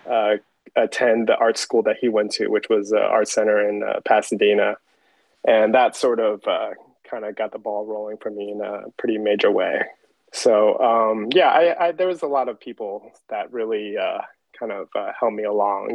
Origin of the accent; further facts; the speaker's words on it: Taiwan; moved away; growing up in Taiwan